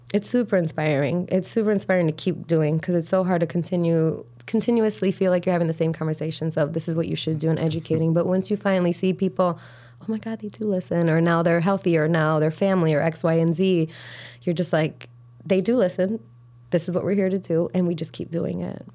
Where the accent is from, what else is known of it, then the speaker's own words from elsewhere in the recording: Chicago, Illinois, United States; grew up on the south side of Chicago